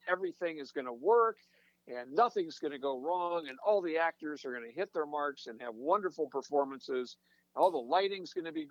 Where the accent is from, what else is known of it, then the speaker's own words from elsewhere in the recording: a small farm town outside of Sacramento, Northern California, United States; moved away as an adult; also born or lived in Boston / Santa Barbara / Eugene, Oregon; now in Cincinnati, United States; I'm from Northern California. I grew up in a small farm town outside of Sacramento